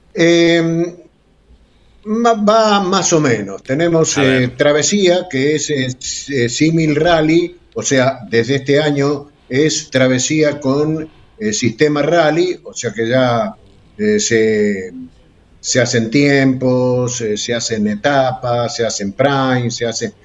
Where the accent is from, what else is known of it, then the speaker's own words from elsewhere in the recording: Realicó, La Pampa, Argentina; Realicó, de donde soy yo